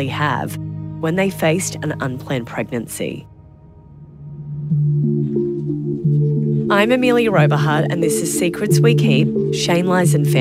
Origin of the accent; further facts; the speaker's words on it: Queensland, Australia; my home state of Queensland